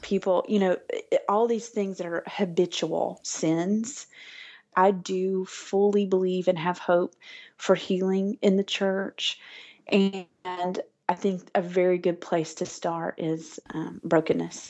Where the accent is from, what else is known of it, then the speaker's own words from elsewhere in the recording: Alabama, United States; moved away as an adult; now in Arkansas, United States; I'm from Alabama originally, and I grew up with a life centered around church and around family